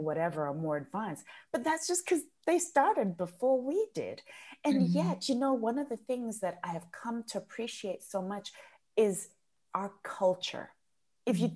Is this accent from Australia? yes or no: no; Zimbabwe; first language Shona; English is a second language; moved away as an adult; also born or lived in United Kingdom; So I was born and raised in Zimbabwe